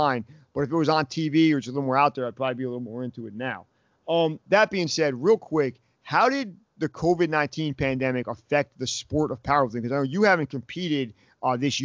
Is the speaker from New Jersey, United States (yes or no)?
yes; Toms River, New Jersey, United States; we are both from Tom's River, New Jersey